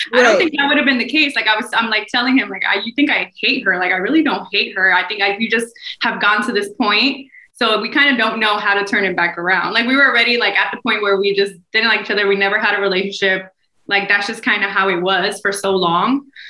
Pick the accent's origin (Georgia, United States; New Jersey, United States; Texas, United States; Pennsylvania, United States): New Jersey, United States; moved away; I'm from Jersey